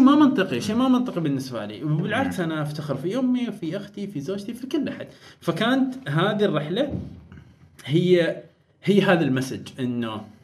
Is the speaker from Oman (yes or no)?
yes; Oman; بيتنا ما قريتنا ما بس يعني عمان